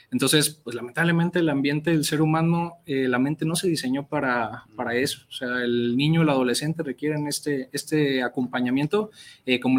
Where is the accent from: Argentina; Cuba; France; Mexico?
Mexico; la realidad es que los recursos que tenemos como sociedad mexicana, pues en muchas ocasiones eh, pues nos faltan